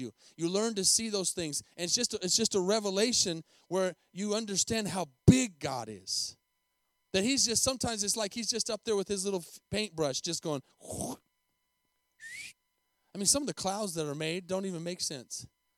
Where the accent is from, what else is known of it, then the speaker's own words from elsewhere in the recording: Tucson, Arizona, United States; moved away as an adult; also born or lived in Albuquerque, New Mexico / Costa Rica; now in Denton, United States; I lived in Tucson, Arizona for 18 years with a humongous, beautiful mountain